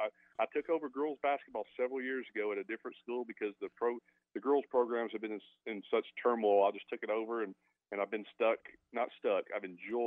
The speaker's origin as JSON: {"language": "English", "town": "Mesquite", "region": "Texas", "country": "United States", "tie": "born or raised there", "also_born_or_lived": "Milwaukee / Alva, Oklahoma", "said": "I grew up here in Mesquite, Texas. Grew up in a family that never went to church."}